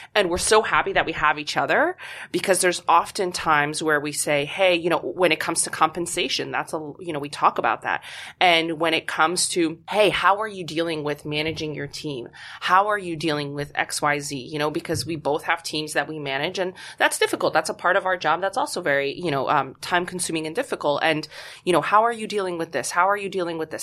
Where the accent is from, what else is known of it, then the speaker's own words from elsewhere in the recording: Poland; moved away; I'm originally from Poland